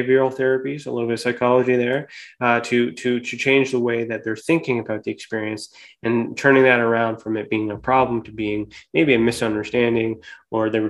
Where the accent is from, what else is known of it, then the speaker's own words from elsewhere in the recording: Canada; here in Canada. So I'm Canadian